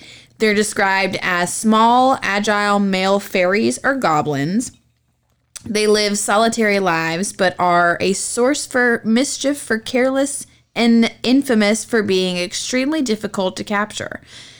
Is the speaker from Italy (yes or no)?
no; Scotland, United Kingdom; I am also Scottish.